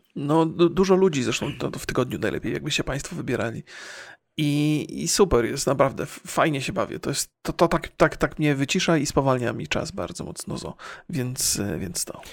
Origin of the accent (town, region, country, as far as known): Poland; born or raised there